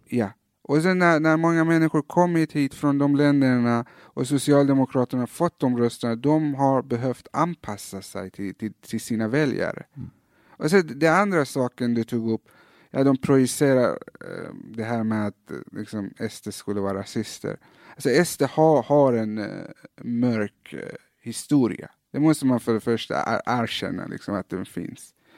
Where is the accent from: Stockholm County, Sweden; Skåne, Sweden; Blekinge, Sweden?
Skåne, Sweden; Malmö; also born or lived in Iran; när jag växte upp i Fosie